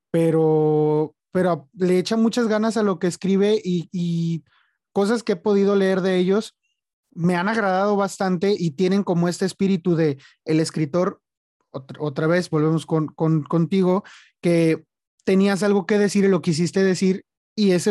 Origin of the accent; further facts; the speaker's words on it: Mexico; Digo, siendo mexicano, a veces muchos decimos, este, se batalla para que te publiquen